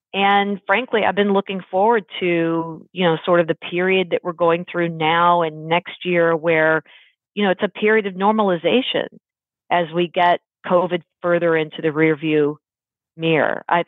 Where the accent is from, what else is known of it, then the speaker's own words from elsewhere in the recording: Texas, United States; I was quite into college ball growing up in Texas. That was really the Texas thing, high school and college ball.